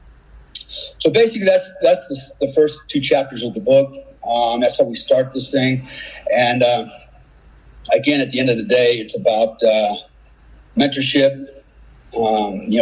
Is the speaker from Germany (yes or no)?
yes; Germany; moved away; when I was a kid, I grew up in Germany, and I lived with my grandparents, my uncles, and my cousins, my German family a lot